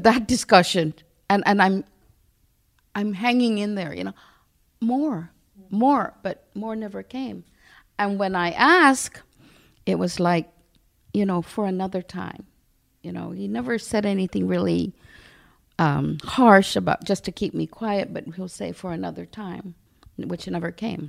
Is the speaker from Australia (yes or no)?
no; Barrigada, Guam; because I'm from Barragata